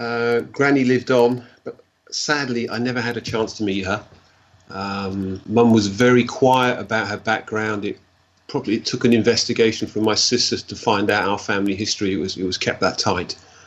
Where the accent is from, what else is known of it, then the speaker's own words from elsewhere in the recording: North Rhine-Westphalia, Germany; born there; They got married, and I was born in Germany